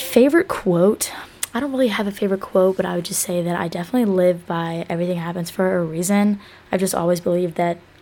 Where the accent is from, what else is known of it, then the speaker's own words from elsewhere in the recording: Athens, Georgia, United States; I was born in Athens, Georgia, born and raised in Georgia. I've never lived anywhere else